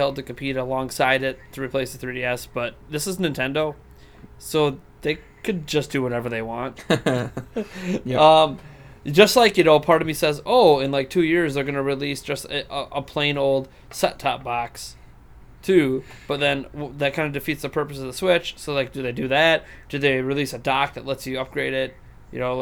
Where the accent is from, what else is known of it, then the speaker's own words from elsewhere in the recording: United States; I'm an American